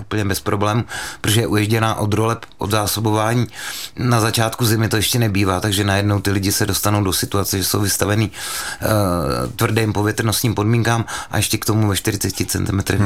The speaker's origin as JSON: {"language": "Czech", "town": "Mělník", "region": "Central Bohemian Region", "country": "Czechia", "tie": "born or raised there", "said": "původem jsem z Mělníka, byly tam školy a na každé škole byla půjčovna lyží"}